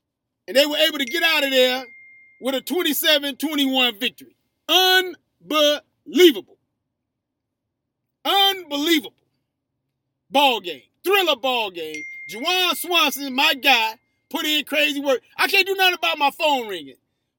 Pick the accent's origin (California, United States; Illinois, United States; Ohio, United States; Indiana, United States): Indiana, United States; Gary; I grew up in Gary, Indiana.